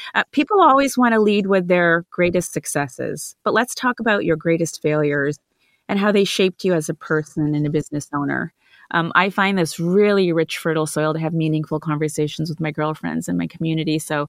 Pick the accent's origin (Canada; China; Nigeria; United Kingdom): Canada; also born or lived in India; now in United States; As an Indian-born, Canadian-raised American woman who spent years fighting for a seat at the table